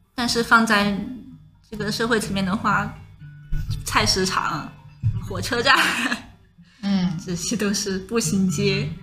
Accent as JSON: {"language": "Chinese", "region": "Sichuan", "country": "China", "said": "我是四川人嘛"}